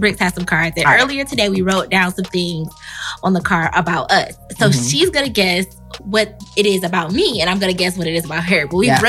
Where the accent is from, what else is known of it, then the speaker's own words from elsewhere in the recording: United States; I'm absolutely American